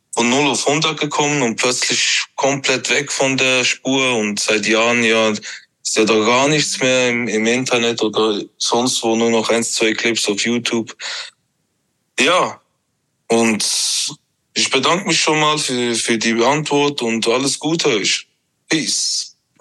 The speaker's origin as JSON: {"language": "German", "country": "Switzerland", "said": "Ich bin aus der Schweiz, wie man hören kann. Liebe Grüße aus Bern"}